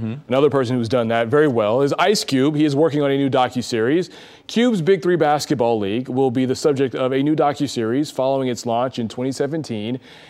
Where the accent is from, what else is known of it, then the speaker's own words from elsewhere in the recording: Montgomery, Alabama, United States; I was. Yeah. Yeah. And so I think Alabama, and we've talked about this before, they've done a great job of embracing their past and welcoming people, because I remember growing up.